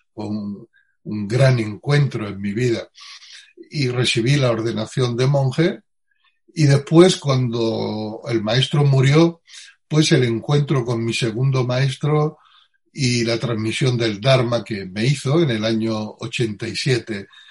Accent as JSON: {"language": "Spanish", "town": "Utrera", "region": "Andalusia", "country": "Spain", "tie": "born or raised there", "said": "nací en, en Utrera, eh, provincia, un pueblo de la provincia de Sevilla, hace 64 años"}